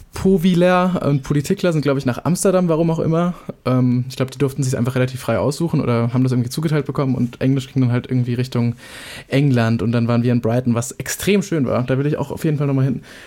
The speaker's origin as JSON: {"language": "German", "country": "Germany", "said": "ich einfach nur Deutsch bin"}